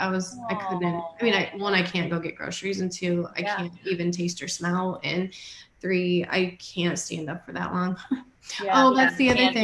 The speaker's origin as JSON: {"language": "English", "region": "Iowa", "country": "United States", "tie": "born or raised there", "moved": "yes"}